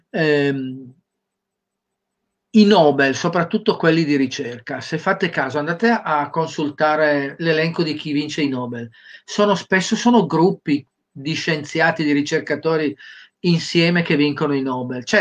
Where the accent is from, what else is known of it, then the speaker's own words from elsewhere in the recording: Cagliari, Sardinia, Italy; Io sono di Cagliari.